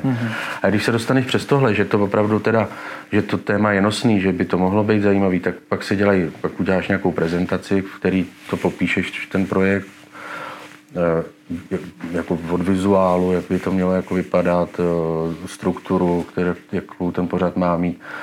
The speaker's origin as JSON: {"language": "Czech", "country": "Czechia"}